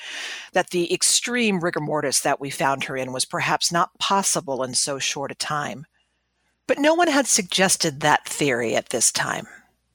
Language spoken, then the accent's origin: English; Glynn County, Georgia, United States; In my hometown of Glenn County, abstinence classes start around the sixth grade and continue every year throughout high school